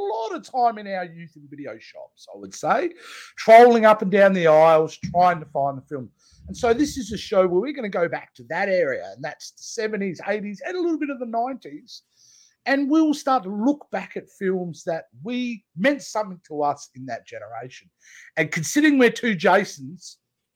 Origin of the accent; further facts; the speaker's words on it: Australia; I'm an Aussie